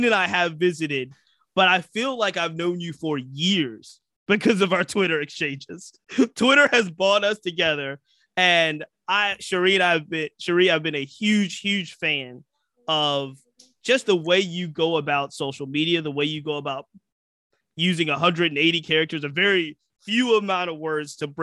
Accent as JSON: {"language": "English", "region": "the South", "country": "United States", "tie": "born or raised there", "said": "I was raised in the South."}